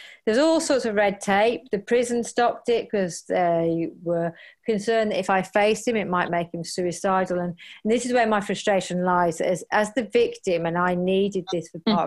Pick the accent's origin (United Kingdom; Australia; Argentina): United Kingdom; We're so British